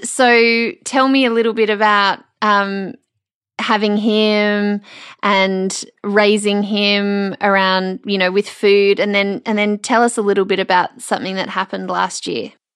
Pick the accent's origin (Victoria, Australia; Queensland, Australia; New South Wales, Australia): Victoria, Australia; Melbourne; now in Brisbane, Australia; the Melbourne girl in me